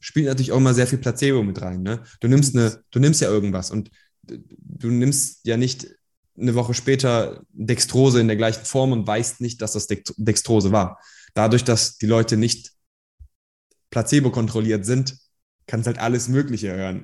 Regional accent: Germany; also born or lived in Iran; ich komme aus dem Iran, wir sind hierhin geflohen, also ich bin nicht hier geboren, aber ich bin hier aufgewachsen

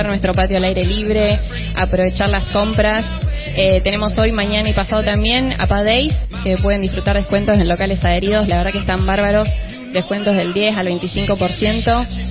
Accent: Pergamino, Buenos Aires Province, Argentina; moved away; yo soy de Pergamino

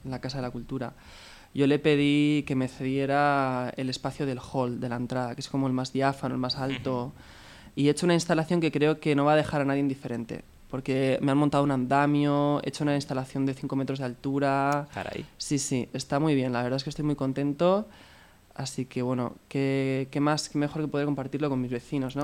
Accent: Alboraya, Valencian Community, Spain; moved away as an adult; also born or lived in China; por fin enseñar mi trabajo en mi pueblo

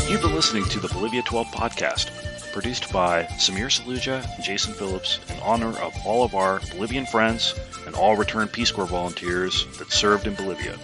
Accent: India; I'm Indian, so I don't care.

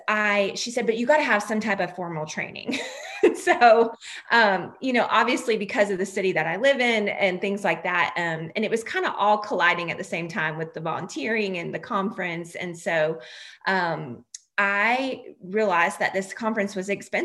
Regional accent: North Carolina, United States; right here in my hometown

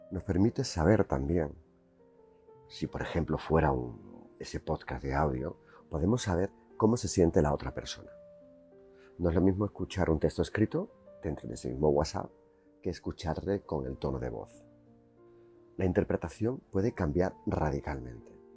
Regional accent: Seville, Andalusia, Spain; also born or lived in Jerez de la Frontera; Yo soy andaluz y sé hablar el dialecto de Andalucía, el de Jerez donde nací y el de Triana donde me crié.

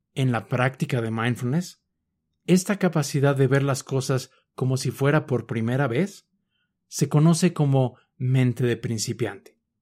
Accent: Mexico City, Mexico; Yo nací en la Ciudad de México y por lo tanto crecí viendo personas, casas, edificios, perros, gatos, etc.

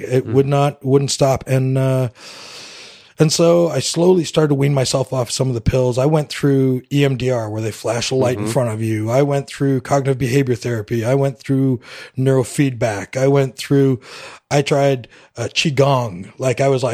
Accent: West Coast of Canada, Vancouver Island, British Columbia, Canada; moved away as an adult; we moved out to the West Coast where I grew up in Canada and to Vancouver Island

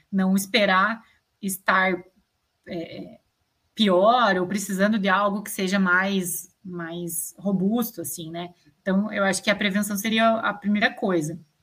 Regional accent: Brazil; enquanto cidadão, né, enquanto brasileiro

